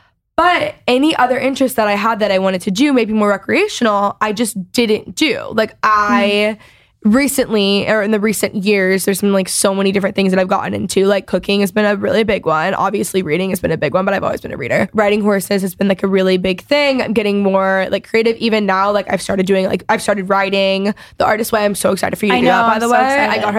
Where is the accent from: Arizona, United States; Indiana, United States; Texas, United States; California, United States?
Texas, United States; So obviously growing up in Texas, I don't actually, if you don't know, competitive cheer is like